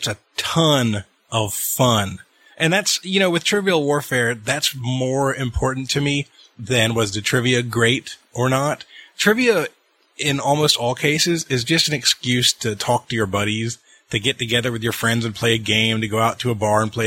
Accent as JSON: {"language": "English", "town": "Atlanta", "region": "Georgia", "country": "United States", "tie": "born or raised there", "said": "I grew up in Atlanta"}